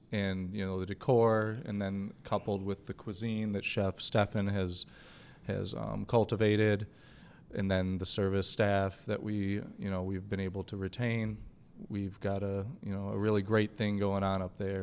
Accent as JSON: {"language": "English", "town": "Grand Rapids", "region": "Michigan", "country": "United States", "said": "I'm from Grand Rapids. I'm very proud of this city"}